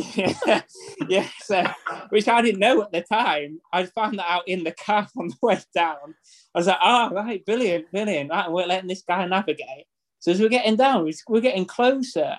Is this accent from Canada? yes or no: no; Harrogate, Yorkshire and the Humber, United Kingdom; now in Thirsk, United Kingdom; we're from Harrogate. We moved to Thirsk.